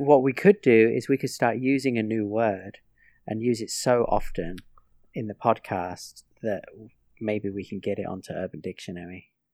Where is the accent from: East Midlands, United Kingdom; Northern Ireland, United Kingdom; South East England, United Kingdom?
East Midlands, United Kingdom; Northampton; moved away; growing up in England